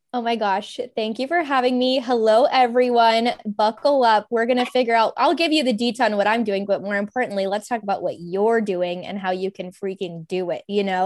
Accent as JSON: {"language": "English", "region": "Kentucky", "country": "United States", "tie": "born or raised there", "also_born_or_lived": "California / Arizona / Los Angeles, California", "moved": "as an adult", "lives_now": "Raleigh, United States", "said": "I'm from Kentucky originally. Well, I was in California and my parents divorced, moved to Kentucky, did high school, college"}